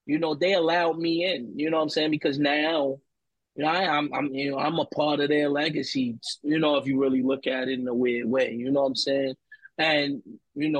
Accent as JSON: {"language": "English", "town": "Baltimore", "region": "Maryland", "country": "United States", "said": "I'm from Baltimore"}